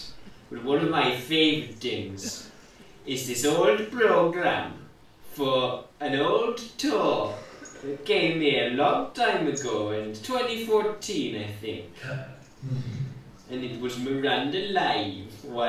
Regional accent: Newcastle, North East England, United Kingdom; now in Sheffield, United Kingdom; Well, from one I've travelled a lot in my life. But I'm from Newcastle. Originally.

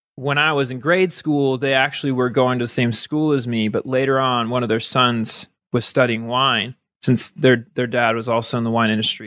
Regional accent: Napa, California, United States; moved away as an adult; also born or lived in Flagstaff, Arizona / Netherlands / South Korea; I grew up in California in, in a place called Napa

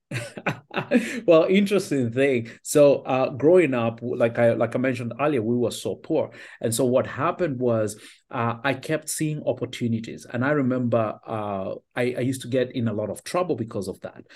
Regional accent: Kenya; also born or lived in Finland / Australia; now in United States; I was born and raised in Kenya

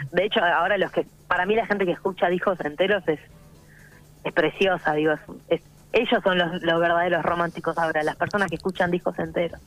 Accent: Buenos Aires, Argentina; also born or lived in Córdoba, Argentina; soy súper mega porteña de, capital, y eh, de corazón cordobés

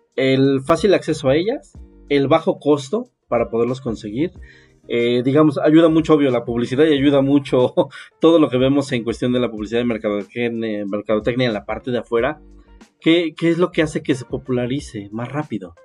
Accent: Mexico; somos un país que no está dedicado a la investigación ni al desarrollo

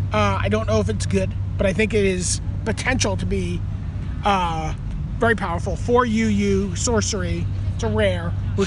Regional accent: New York City, New York, United States; So, I grew up in Brooklyn.

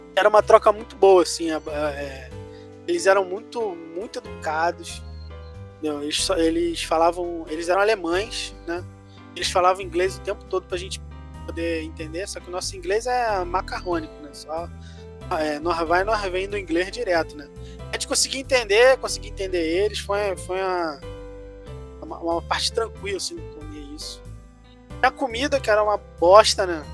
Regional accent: Brazil; A gente é do Brasil

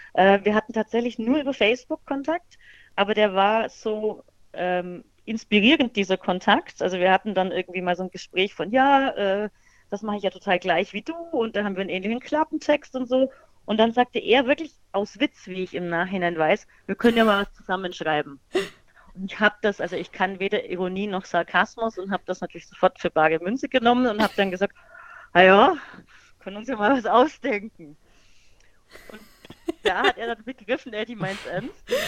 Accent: Bavaria, Germany; Also ich komme ja aus Bayern und da feiert man so richtig exzessiv Fasching

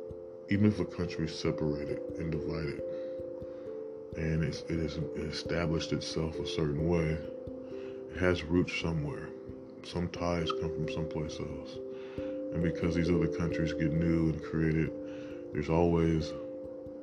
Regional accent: United States; because we're American, and we're born in America, we raised in America, and speak and act American.

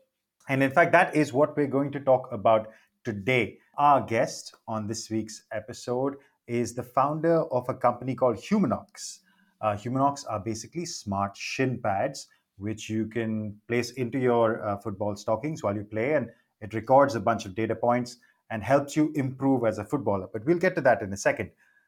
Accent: India; I'm Indian

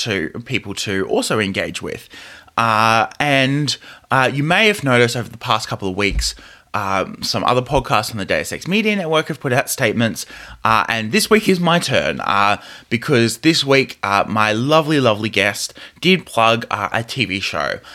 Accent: Australia; I come from Australia. Labour and unionism is very essential to our culture as a country here.

